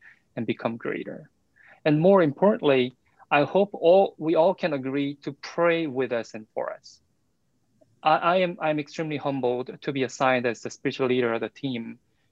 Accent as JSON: {"language": "English", "country": "South Korea", "second_language": "English", "moved": "yes", "lives_now": "United States", "said": "as my first name can tell, and as my pronunciation can tell, I'm from South Korea"}